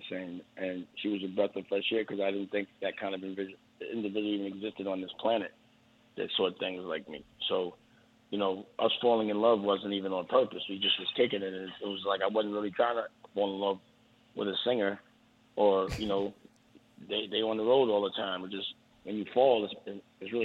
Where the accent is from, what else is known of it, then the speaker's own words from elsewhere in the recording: New York City, New York, United States; I'm from Harlem